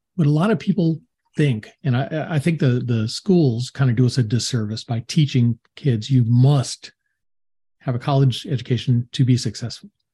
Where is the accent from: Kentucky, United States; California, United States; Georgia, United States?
Georgia, United States; Atlanta; people from my hometown